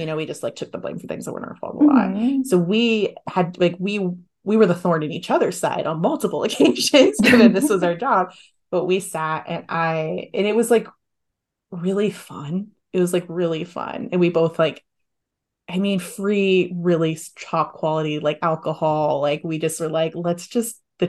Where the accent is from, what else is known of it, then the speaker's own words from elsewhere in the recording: San Diego, California, United States; now in San Francisco, United States; I'm from San Diego.